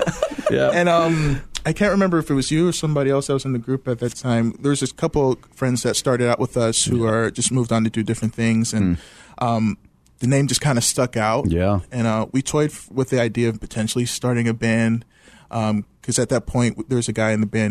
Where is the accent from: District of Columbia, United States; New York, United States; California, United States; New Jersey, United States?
District of Columbia, United States; Washington; moved away as an adult; also born or lived in Midwest; I grew up in Washington D.C., so moving to the Midwest